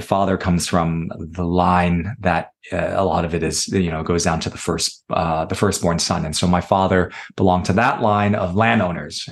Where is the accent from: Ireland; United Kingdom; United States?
United States; New York City, New York; I was born in New York City, and my parents came from communist China